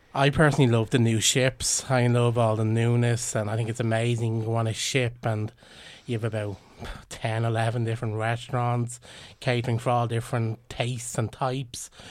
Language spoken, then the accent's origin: English; Ireland; we're Irish